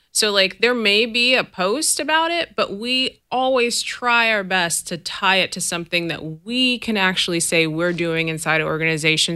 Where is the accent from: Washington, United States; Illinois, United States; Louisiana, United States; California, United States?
California, United States; the Bay Area; I'm from here. I'm from the Bay. You know, like I'm from this area. I am proud of being from this area.